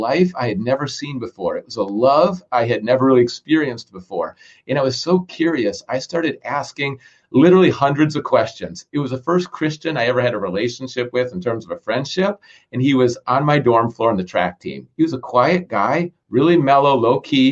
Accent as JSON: {"language": "English", "region": "Minnesota", "country": "United States", "tie": "born or raised there", "said": "I grew up in Minnesota, freezing cold Minnesota"}